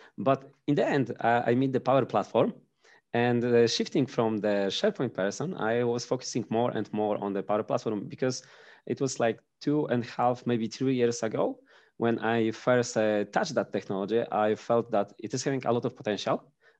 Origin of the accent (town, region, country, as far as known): Pomeranian Voivodeship, Poland; English is a second language